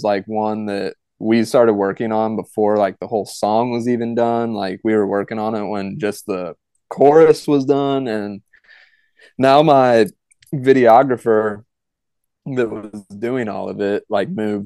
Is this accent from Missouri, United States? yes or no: yes; St. Louis, Missouri, United States; now in Jefferson City, United States; I grew up in St. Louis